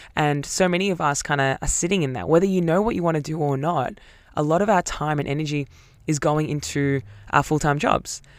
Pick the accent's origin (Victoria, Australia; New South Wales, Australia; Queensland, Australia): Victoria, Australia; Melbourne; Growing up in Melbourne